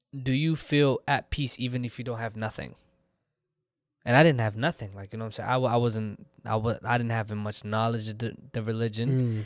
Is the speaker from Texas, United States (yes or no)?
yes; Texas, United States; I'm from Texas regardless. It's home for me. It's always been home for me